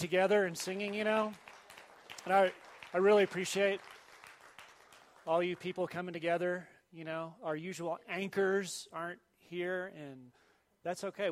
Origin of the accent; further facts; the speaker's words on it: Dallas, Texas, United States; moved away; I grew up in Dallas, North Dallas.